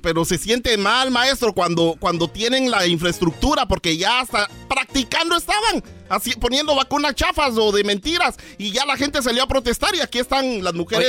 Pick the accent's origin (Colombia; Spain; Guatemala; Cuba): Guatemala; accent: Chapín; cómo hablamos los chapines